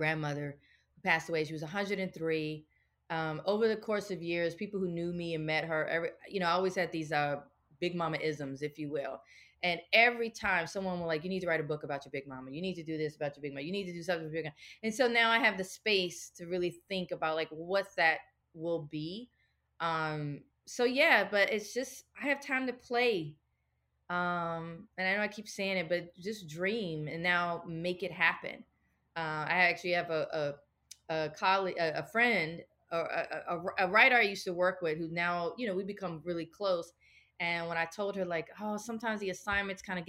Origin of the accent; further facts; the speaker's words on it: the South, United States; we're from the South, like my big mama pretty much was a domestic worker